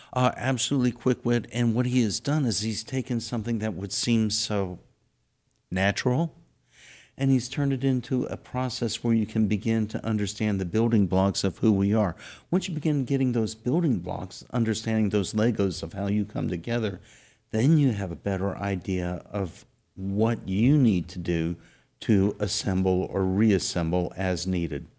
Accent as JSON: {"language": "English", "region": "South Texas", "country": "United States", "said": "I'm from South Texas"}